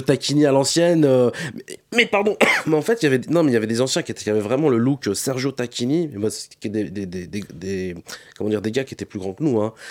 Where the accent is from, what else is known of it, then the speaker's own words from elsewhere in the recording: Saint-Denis, Île-de-France, France; j'ai grandi. J'ai grandi dans un quartier à Saint-Denis. Je viens de Saint-Denis